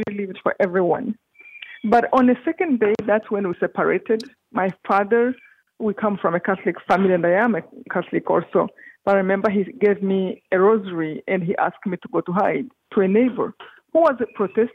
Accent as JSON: {"language": "English", "country": "Rwanda", "moved": "yes", "said": "I come from Rwanda, this tiny country in east of Africa."}